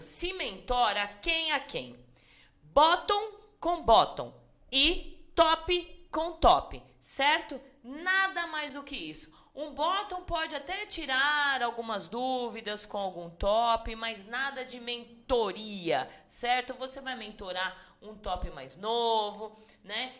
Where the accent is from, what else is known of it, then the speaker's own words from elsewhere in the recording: Salto de Pirapora, São Paulo, Brazil; accent: Salto de Pirapora accent; o meu sotaque de Saldo de Pirapora